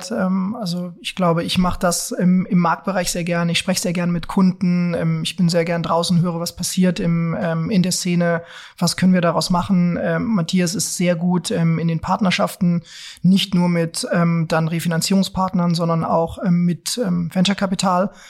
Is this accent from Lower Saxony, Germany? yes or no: yes; Lower Saxony, Germany; wir kommen ja beide aus Niedersachsen, du aus einer großen Stadt dort, Hannover, okay. ne? ich aus einer ganz, ganz kleinen Stadt ähm, beziehungsweise in einem, in einem kleinen Dorf ähm, bei Peine.